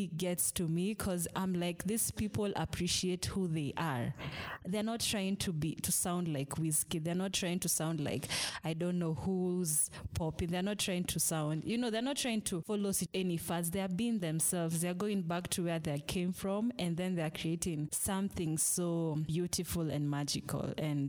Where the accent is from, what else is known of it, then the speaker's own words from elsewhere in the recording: Kenya; it really makes me proud to be Kenyan.